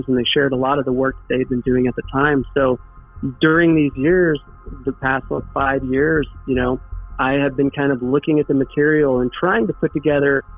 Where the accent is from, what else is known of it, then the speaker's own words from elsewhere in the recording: Bonne Terre, Missouri, United States; Bon Terre is a small town. That was also why it was so charming growing up there, because you knew everybody